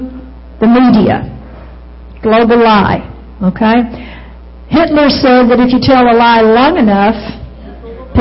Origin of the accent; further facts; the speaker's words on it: United States; also born or lived in Arkansas / Texas; now in Oklahoma, United States; I'm from Arkansas and Texas